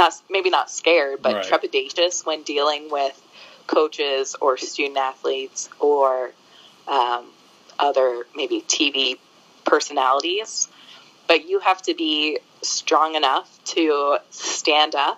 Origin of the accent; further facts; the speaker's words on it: New Jersey, United States; moved away as an adult; also born or lived in Buffalo; now in San Diego, United States; I'm from New Jersey. I was raised by a New Yorker